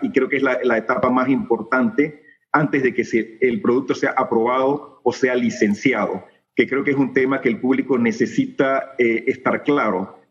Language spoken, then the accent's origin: Spanish; Panama; nuestra expectativa como médicos panameños, como investigadores panameños